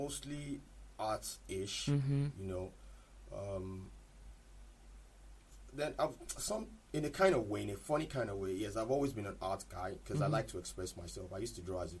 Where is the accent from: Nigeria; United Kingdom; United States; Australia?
Nigeria; Lagos; also born or lived in Ondo State / Ijebu-Ode, Ogun State; I'm from Ondo State. Born and bred in Lagos